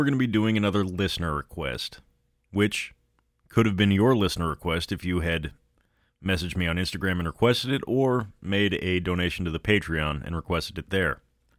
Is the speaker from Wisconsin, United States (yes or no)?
no; Denver, Colorado, United States; I've lived most of my life here in Colorado. I was born and raised in Denver. I took a hiatus when I went to college out of state, but I came back, and home is home.